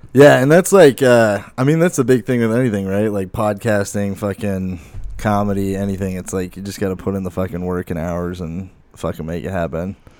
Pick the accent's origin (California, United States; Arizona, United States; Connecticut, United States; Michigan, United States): Arizona, United States; Lake Havasu City; I'm from Lake Havasu